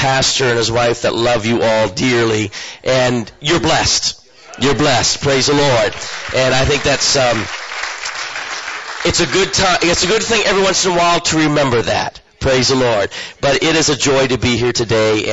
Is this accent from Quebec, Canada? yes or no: no; eastern Canada, New Brunswick, Canada; moved away as an adult; now in Guatemala; I come from eastern Canada